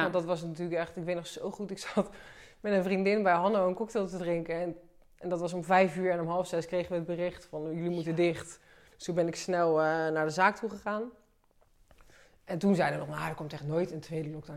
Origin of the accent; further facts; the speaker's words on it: Delft, South Holland, Netherlands; We komen allebei uit Delft